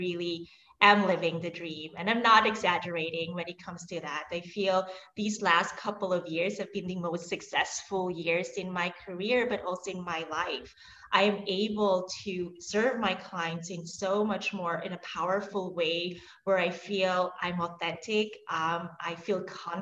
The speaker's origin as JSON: {"language": "English", "country": "Switzerland", "tie": "born or raised there", "moved": "yes", "lives_now": "New York, United States", "said": "I'm actually Swiss. So I was born and raised in Switzerland."}